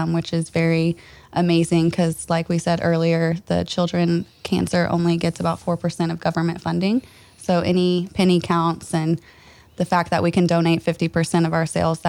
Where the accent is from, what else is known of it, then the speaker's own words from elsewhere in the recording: Franklin, Indiana, United States; We're both from Franklin here